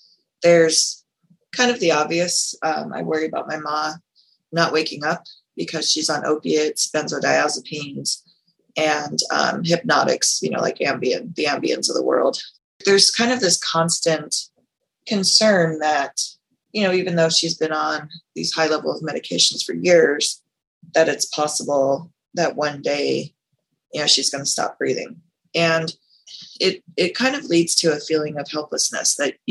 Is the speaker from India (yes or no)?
no; Las Vegas, Nevada, United States; I am from Las Vegas, Nevada